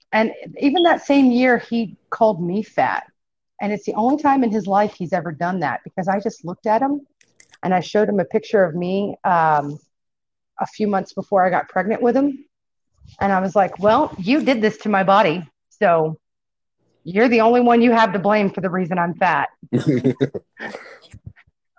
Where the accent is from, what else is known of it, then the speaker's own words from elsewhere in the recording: Irving, Texas, United States; I grew up in South Irving, where it was primarily Black and Hispanic growing up